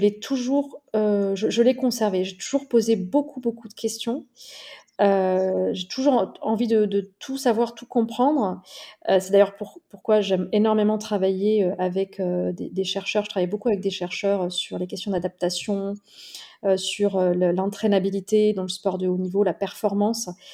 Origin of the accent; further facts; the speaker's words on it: near Toulouse, Occitania, France; la ville dans laquelle j'ai grandi, près, près de Toulouse